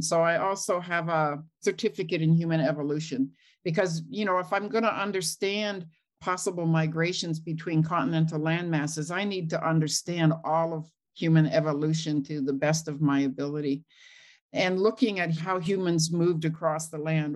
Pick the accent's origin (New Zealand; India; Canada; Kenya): Canada; Lillooet, British Columbia; moved away as an adult; I grew up in Lillooet, BC